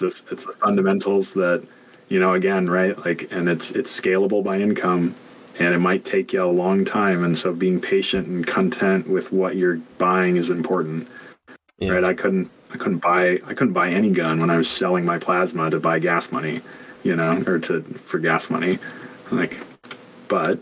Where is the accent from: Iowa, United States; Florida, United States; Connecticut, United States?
Iowa, United States; moved away; also born or lived in Nebraska; I'm from Iowa originally, so Midwest has my heart.